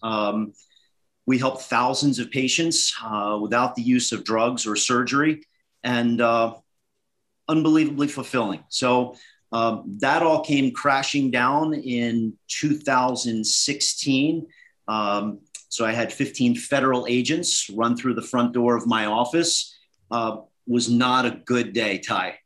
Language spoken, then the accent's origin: English; Northeast, United States; So I grew up in the Northeast uh, was an ice hockey player